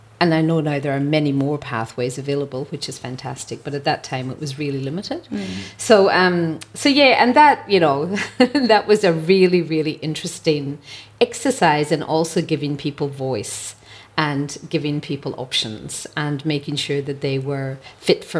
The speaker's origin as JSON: {"language": "English", "country": "Ireland", "moved": "as an adult", "said": "As an Irish person"}